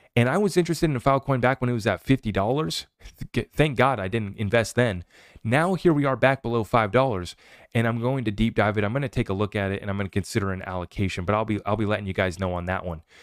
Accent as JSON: {"language": "English", "country": "United States"}